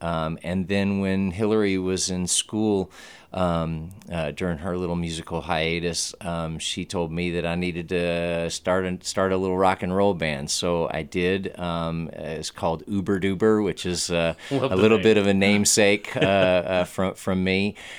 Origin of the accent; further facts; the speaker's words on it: Texas, United States; I'm kind of from all over Texas. I'm a Air Force brat. And so my father moved every 3 or 4 years, but quite unusually, his career took him to just all the cities in Texas.